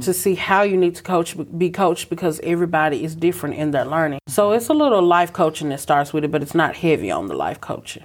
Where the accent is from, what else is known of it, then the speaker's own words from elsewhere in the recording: Brownsville, Tennessee, United States; also born or lived in Atlanta, Georgia; I'm originally from Brownsville, Tennessee, where we are today